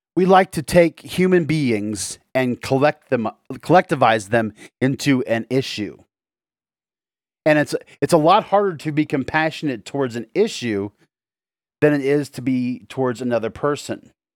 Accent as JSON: {"language": "English", "country": "United States", "said": "my country, America"}